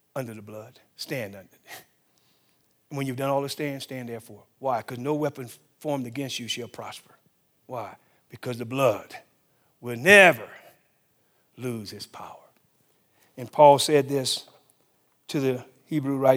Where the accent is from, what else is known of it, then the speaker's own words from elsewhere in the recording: the South, United States; I grew up in the South. uh, in the fifties.